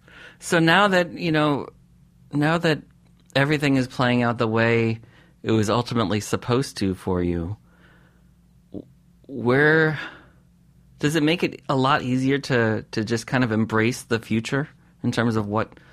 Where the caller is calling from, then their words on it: New York City, New York, United States; I'm in New York City. I'm calling from the East Village.